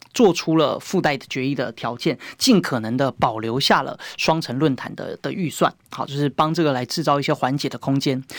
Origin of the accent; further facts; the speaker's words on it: Taiwan; 问我们台湾人自己就知道